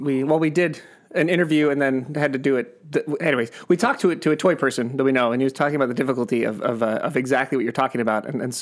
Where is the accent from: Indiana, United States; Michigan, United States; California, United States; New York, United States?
California, United States; Pasadena; also born or lived in La Cañada; But the house I grew up in was in Pasadena, and then for a while we moved, you know, a little bit away. But I've been in Pasadena for probably 30 of my 40 some odd years.